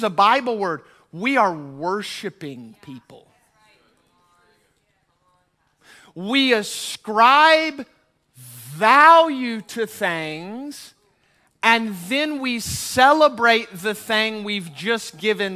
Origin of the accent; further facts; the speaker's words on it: United States; I'm American